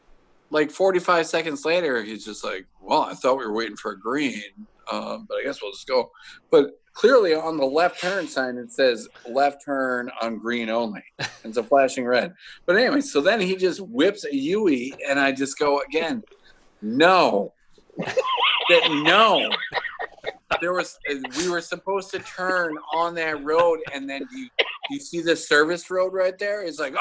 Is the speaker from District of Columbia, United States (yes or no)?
no; Schaumburg, Illinois, United States; And then I'm from Schaumburg, and I didn't know you could turn left on a one way.